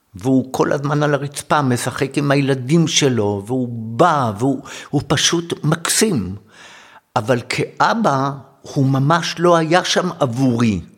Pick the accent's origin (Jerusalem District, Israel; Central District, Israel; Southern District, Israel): Jerusalem District, Israel; Jerusalem; born or raised there